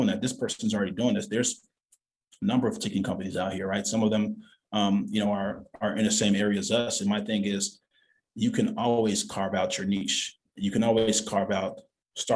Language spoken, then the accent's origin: English; Chicago, Illinois, United States; also born or lived in Los Angeles / New York; I'm a Chicagoan to Chicagoans